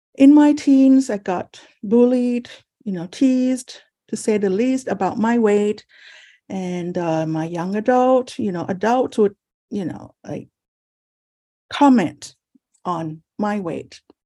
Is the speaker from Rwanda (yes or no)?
no; Thailand; now in San Francisco, United States; I was born in Thailand, and I'm the first child of four children